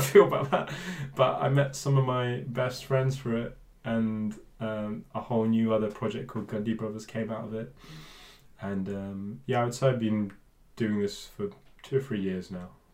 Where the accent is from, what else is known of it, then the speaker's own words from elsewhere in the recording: Bristol, South West England, United Kingdom; I grew up in Bristol, um, but I'm from a Punjabi family